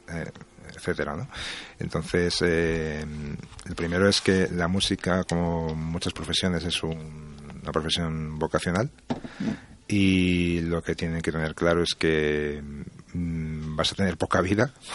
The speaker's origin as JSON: {"language": "Spanish", "country": "Spain", "said": "creo que soy el primer español en ganarlo"}